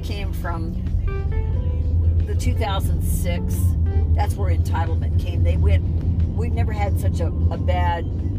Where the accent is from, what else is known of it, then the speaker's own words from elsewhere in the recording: the West, United States; I'm from the West.